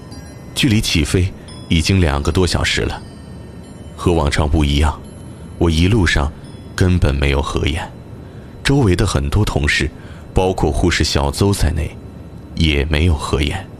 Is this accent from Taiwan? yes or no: no; Sichuan, China; 说实话，作为四川人，我不禁有些激动和自豪。